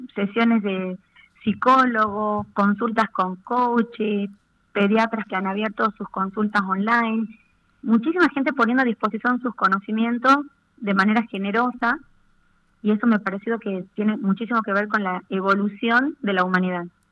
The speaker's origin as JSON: {"language": "Spanish", "country": "Argentina", "said": "como argentinos, como ciudadanos de este bendito país"}